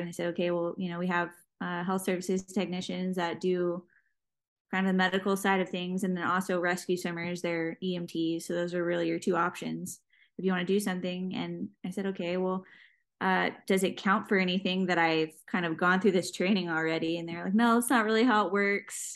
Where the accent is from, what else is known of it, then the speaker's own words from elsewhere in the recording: Jacksonville, Florida, United States; I'm from Jacksonville, Florida, and was working um, in the ER trauma center there in Jacksonville